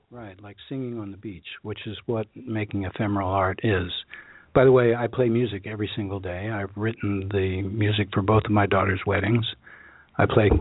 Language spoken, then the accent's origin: English; Washington, District of Columbia, United States; I grew up in Washington D.C., which is hot as living hell